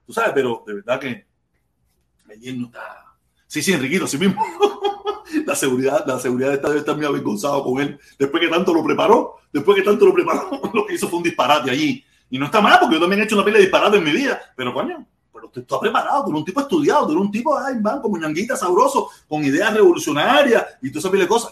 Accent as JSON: {"language": "Spanish", "country": "Cuba", "tie": "born or raised there", "moved": "yes", "said": "nací en Cuba"}